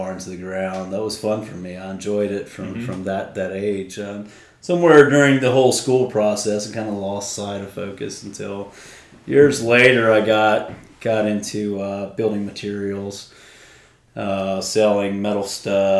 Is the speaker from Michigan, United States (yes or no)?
no; Mississippi, United States; I grew up in Mississippi. That's where I was born and raised